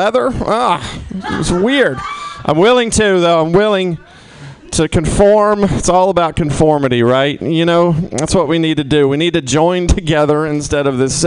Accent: Mississippi, United States; now in San Francisco, United States; I'm originally from Mississippi

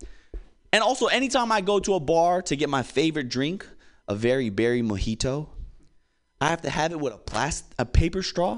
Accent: Hawaii, United States; I'm originally from Hawaii

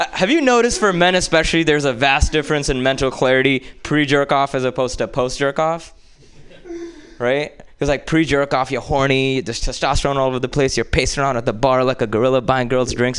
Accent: India; moved away; growing up in India

